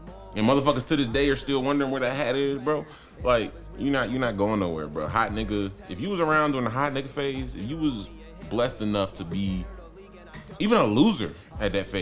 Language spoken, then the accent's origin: English; Maryland, United States; moved away; I'm from another state, like I'm from Maryland